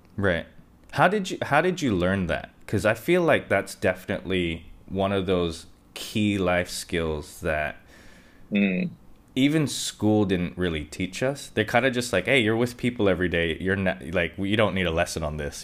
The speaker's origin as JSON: {"language": "English", "country": "Hong Kong", "tie": "born or raised there", "said": "I grew up in Hong Kong"}